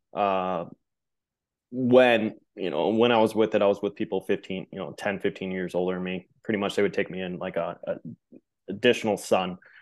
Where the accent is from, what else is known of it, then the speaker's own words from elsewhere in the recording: Midwest, United States; growing up in the Midwest